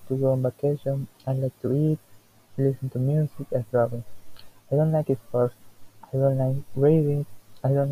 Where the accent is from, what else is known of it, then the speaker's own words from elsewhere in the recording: Coatzacoalcos, Veracruz, Mexico; English is a second language; moved away as an adult; now in Veracruz, Mexico; I'm 21 years old. I study at the Universidad Veracruzana. I was born in Coatzacoalcos, Veracruz, but I live in, in Veracruz for my studies.